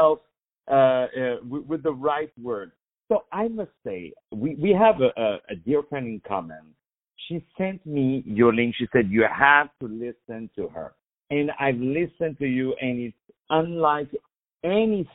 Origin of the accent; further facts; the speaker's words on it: Paris, Île-de-France, France; now in New York, United States; from Paris, which is also my hometown